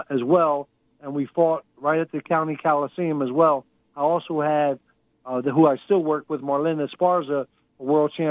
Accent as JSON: {"language": "English", "region": "Texas", "country": "United States", "said": "my second home is really in Houston, Texas. But uh, so I'm a Texan, all right."}